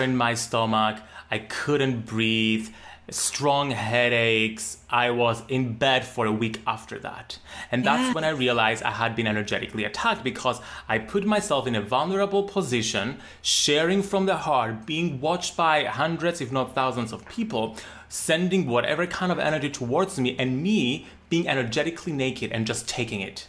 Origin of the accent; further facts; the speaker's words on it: Cyprus; growing up in Cyprus, a very small island in the Mediterranean